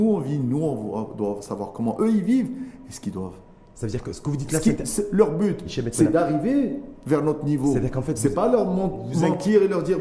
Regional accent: Mohammedia, Casablanca-Settat, Morocco; Moi, je suis né dans Mohammedien

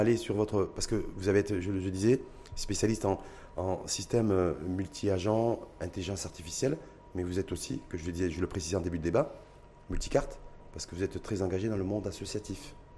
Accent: Morocco; chez nous, au Maroc

